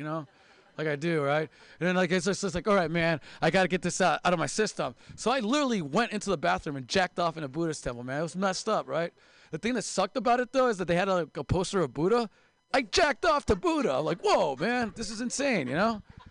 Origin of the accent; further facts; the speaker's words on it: Seattle, Washington, United States; Sorry, guys, I'm also from Seattle. We do this thing called reading that they don't do here in the Bay Area.